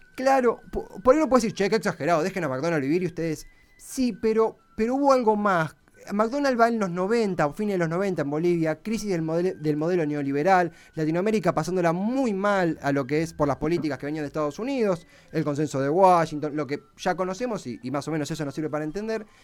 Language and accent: Spanish; Argentina; yo soy argentina